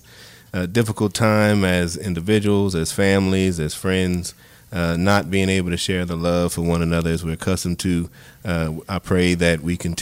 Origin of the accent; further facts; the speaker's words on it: Grand Coteau, Louisiana, United States; also born or lived in Sunset, Louisiana; born and raised in Grand Coteau, Sunset, Louisiana